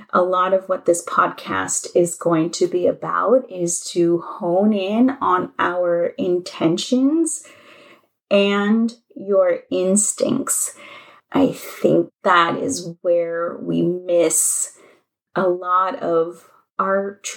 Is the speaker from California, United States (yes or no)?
yes; Los Angeles, California, United States; moved away as an adult; also born or lived in New Orleans; And I am from Los Angeles, and I moved to New Orleans.